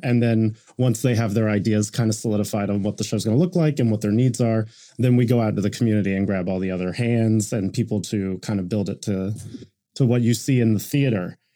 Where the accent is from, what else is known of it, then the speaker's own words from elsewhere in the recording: Oklahoma, United States; I'm, you know, born and raised in Oklahoma